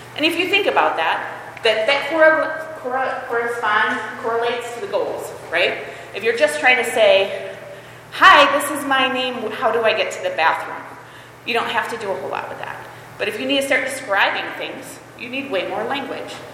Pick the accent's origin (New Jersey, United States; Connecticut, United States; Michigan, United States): Michigan, United States; Holland; moved away as an adult; also born or lived in Costa Rica; my husband and I moved back to Michigan. I am originally from Holland Christian